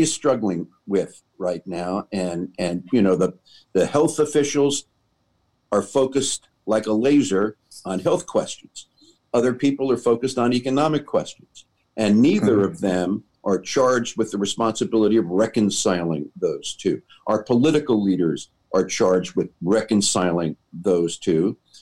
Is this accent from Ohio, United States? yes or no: no; New York City, New York, United States; I grew up in New York